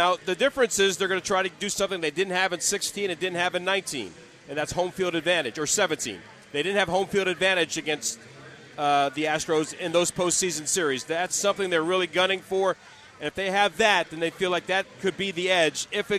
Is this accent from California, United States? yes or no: no; Brooklyn, New York, United States; born there; Well, I'm not a Bronx guy. I was born in Brooklyn a very, very long time ago. I didn't stay there very long either, but I still have family out there.